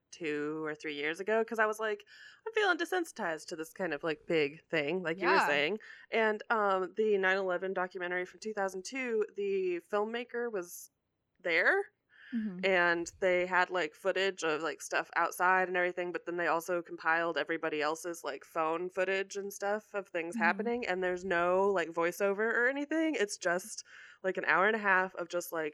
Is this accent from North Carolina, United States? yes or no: no; near Columbine, Colorado, United States; I grew up near Columbine.